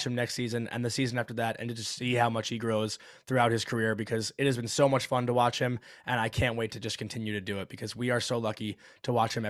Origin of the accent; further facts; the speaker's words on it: Long Island, New York, United States; another Long Islander